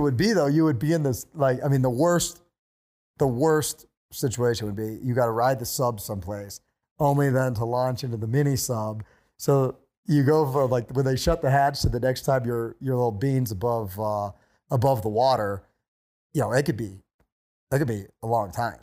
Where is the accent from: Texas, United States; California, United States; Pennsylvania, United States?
Pennsylvania, United States; moved away as an adult; also born or lived in West Virginia / Montana / North Idaho / Hawaii; I grew up in Pennsylvania, and then I went to college in West Virginia